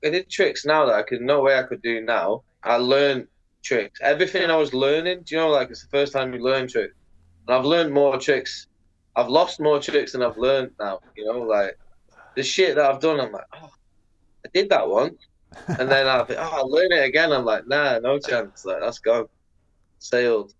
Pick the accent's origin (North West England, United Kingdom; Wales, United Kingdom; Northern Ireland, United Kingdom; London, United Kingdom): North West England, United Kingdom; Salford; I was a kid from Salford